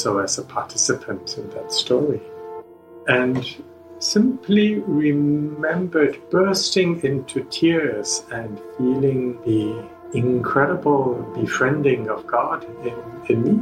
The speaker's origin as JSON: {"language": "English", "country": "Singapore", "tie": "born or raised there", "also_born_or_lived": "Princeton, New Jersey / New York City", "moved": "as an adult", "said": "I grew up in Singapore to English-educated parents"}